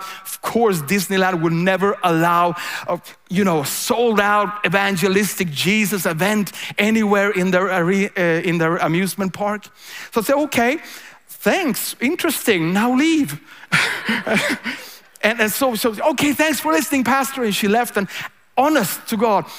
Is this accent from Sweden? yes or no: yes; Sweden; I'm a pastor from Sweden.